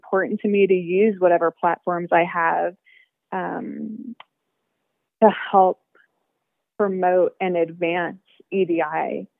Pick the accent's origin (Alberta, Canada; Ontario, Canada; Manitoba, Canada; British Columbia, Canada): Ontario, Canada; small town; now in Toronto, Canada; I was born in Canada and I grew up in small town Ontario as one of a very few visible minorities.